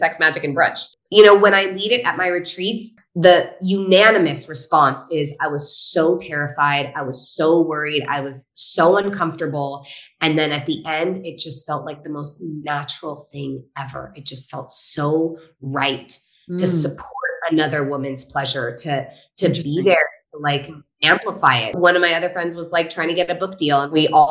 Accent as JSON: {"language": "English", "region": "Northern California", "country": "United States", "said": "So I grew up in a hunting family. I'm from Northern California"}